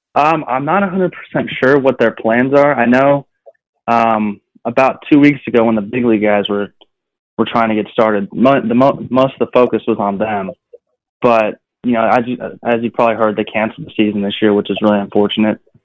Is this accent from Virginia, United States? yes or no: no; California, United States; moved away; also born or lived in North Carolina; I'm from California, and so you know, growing up, baseball was always within my family